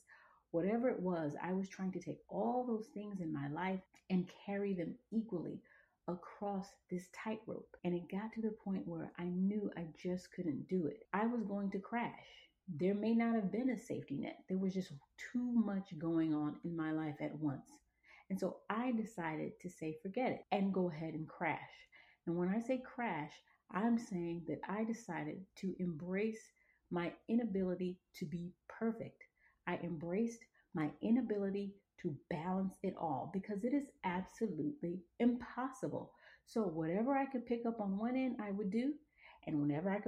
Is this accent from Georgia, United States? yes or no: yes; Atlanta, Georgia, United States; moved away as an adult; also born or lived in Monrovia, Liberia / Los Angeles, California; I was born in Monrovia, Liberia, and raised in Atlanta, Georgia. I spent the bulk of my life actually in the South